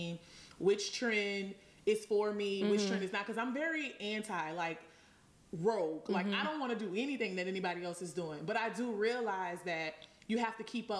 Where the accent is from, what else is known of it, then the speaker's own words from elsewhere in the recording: New Orleans, Louisiana, United States; I'm from New Orleans